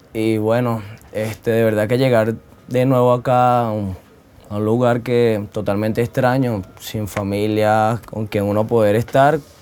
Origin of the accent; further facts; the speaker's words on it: Valencia, Carabobo, Venezuela; now in Medellín, Colombia; Soy de Venezuela, estado Carabobo, eh, municipio Valencia.